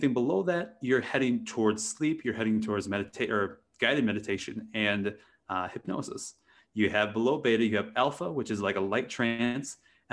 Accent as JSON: {"language": "English", "region": "Wisconsin", "country": "United States", "tie": "born or raised there", "said": "growing up in Wisconsin in a very rural area"}